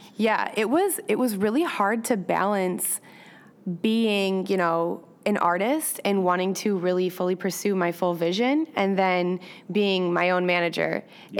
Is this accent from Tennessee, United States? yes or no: no; Michigan, United States; now in Chicago, United States; I'm originally from Michigan.